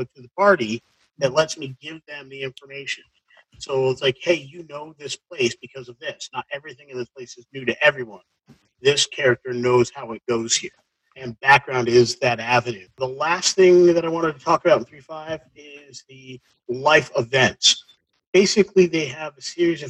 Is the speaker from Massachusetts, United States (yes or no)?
yes; South Shore of Greater Boston, Massachusetts, United States; coming from growing up in the South Shore of Greater Boston area in the 80s